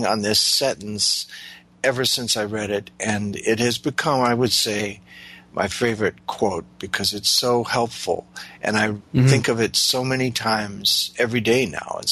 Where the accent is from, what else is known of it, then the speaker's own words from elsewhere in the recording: Midwest of the U.S., United States; moved away; I came from the Midwest of the U.S.